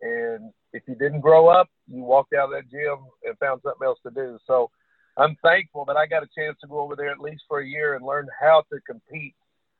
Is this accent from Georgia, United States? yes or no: no; Kentucky, United States; I love Kentucky and having the opportunity to travel to several places. And this was always my home.